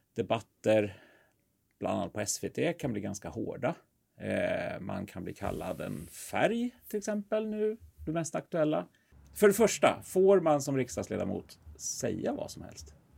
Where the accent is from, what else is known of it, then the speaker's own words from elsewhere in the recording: Sweden; som svenskar